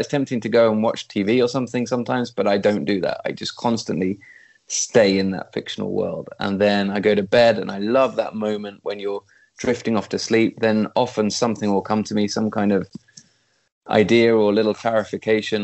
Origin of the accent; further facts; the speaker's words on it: East Midlands, United Kingdom; moved away as an adult; also born or lived in London; now in Sweden; I'm a country boy. I was brought up in the East Midlands in the middle of nowhere